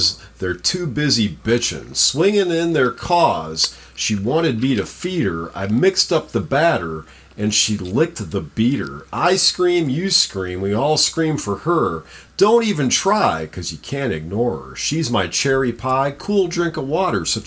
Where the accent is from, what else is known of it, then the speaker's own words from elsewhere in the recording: Cuyahoga Falls, Ohio, United States; I was a little fat kid growing up in Coggle Falls, Ohio